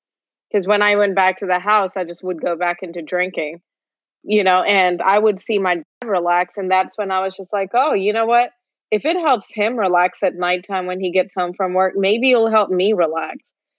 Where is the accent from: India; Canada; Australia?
India; now in United States; So I was born in India. I also lived in Middle East. I'm from India, of course.